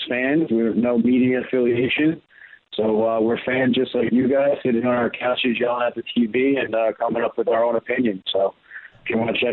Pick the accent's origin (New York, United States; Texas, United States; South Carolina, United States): New York, United States; Baldwin; I grew up on Long Island. My dad raised me here on Long Island in Baldwin